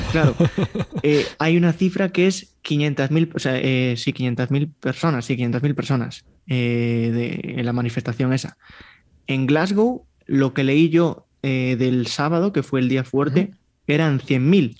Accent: Vigo, Galicia, Spain; Yo me crié en un, barrio, en Vigo

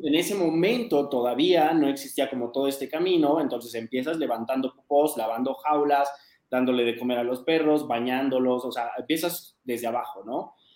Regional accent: Mexico City, Mexico; also born or lived in United States; yo soy de la Ciudad de México, acá en México

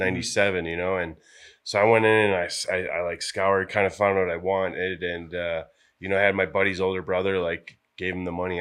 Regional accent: La Crosse, Wisconsin, United States; moved away as an adult; also born or lived in Colorado; from La Crosse, Wisconsin

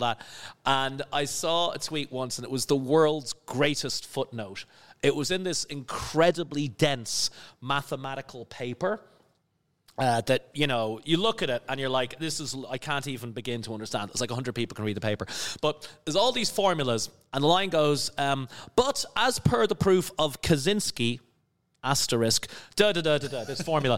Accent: Skerries, Leinster, Ireland; moved away; also born or lived in London / New York / Cayman Islands / Netherlands; I'm from a little village near, uh, Dublin on the coast called Skerries

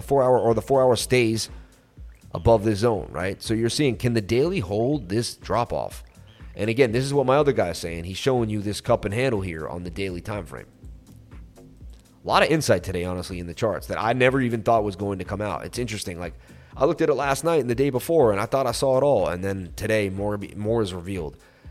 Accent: Oklahoma, United States; I'm from Oklahoma, so please talk slowly.

